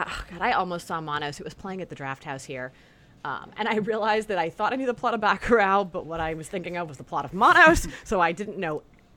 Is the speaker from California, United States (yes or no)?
yes; California, United States; born and raised in California